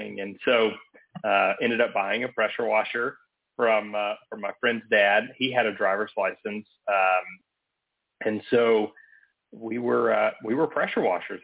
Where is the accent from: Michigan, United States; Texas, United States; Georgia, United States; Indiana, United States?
Georgia, United States; Atlanta; I'm originally from Atlanta.